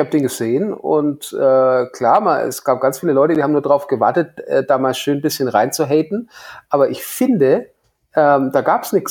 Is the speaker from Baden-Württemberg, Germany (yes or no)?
no; Hof, Bavaria, Germany; sind hier in meiner Heimat in Hof die Hofer Filmtage.